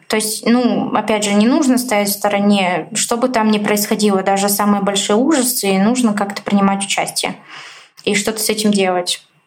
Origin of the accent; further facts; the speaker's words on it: Bulgaria; moved away as an adult; now in Moscow, Russia; я родилась, жила в Болгарии, 19 лет а, я там прожила